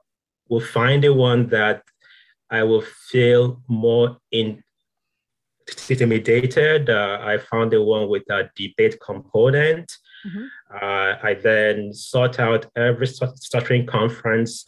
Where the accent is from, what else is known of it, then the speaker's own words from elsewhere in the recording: Nigeria; moved away; there is a way in Nigeria, some sounds that we don't emphasize.